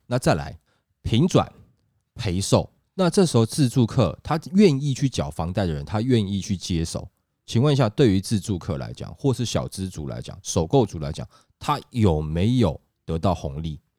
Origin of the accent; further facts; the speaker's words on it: Taiwan; 我们台湾人民